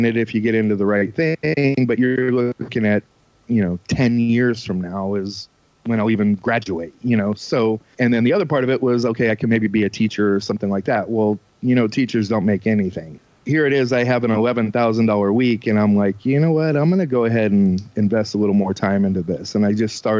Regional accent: New Jersey, United States; I grew up in New Jersey

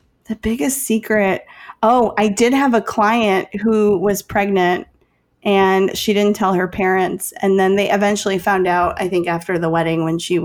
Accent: Chicago, Illinois, United States; I'm from Chicago

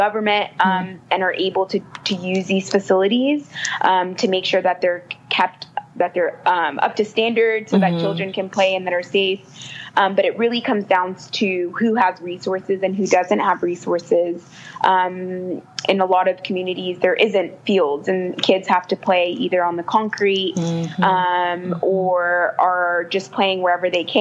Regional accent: United States; moved away as an adult; now in South Africa; being an American and finding myself in South Africa

